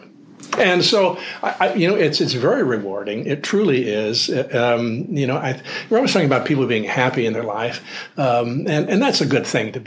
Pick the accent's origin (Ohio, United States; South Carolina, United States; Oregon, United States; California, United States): Oregon, United States; also born or lived in Kodiak, Alaska; now in Alaska, United States; growing up in Oregon, the high school YMCA always did an annual mock legislature